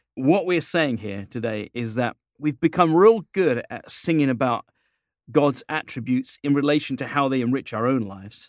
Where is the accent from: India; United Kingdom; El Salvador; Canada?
United Kingdom; England; moved away as an adult; now in United States; living here as an Englishman